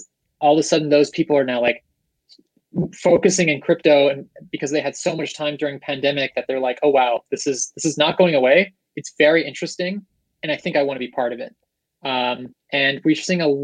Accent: Seattle, Washington, United States; now in San Francisco, United States; I'm in SF, originally from Seattle

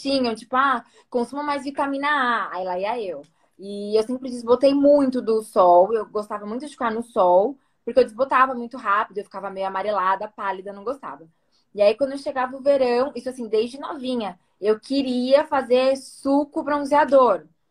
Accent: São Paulo, Brazil; eu sou daqui de São Paulo. Nasci Zona então Oeste. É. aqui, cresci aqui, me formei aqui

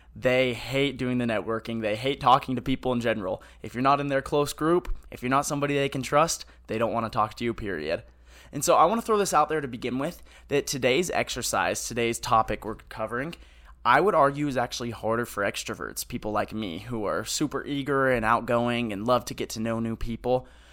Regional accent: Hemet, California, United States; I'm from Hemet, California.

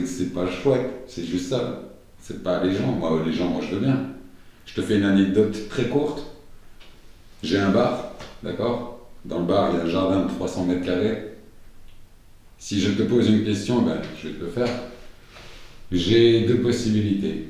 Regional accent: Schaerbeek, Brussels-Capital Region, Belgium; J'ai grandi Cité Modèle, j'ai grandi à Scarbeck.

